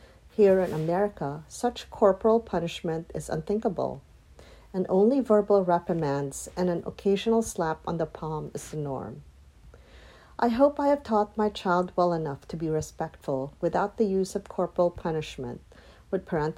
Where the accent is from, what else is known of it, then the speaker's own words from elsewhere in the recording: Philippines; moved away as an adult; now in United States; my personal experience as a child growing up in the Philippines.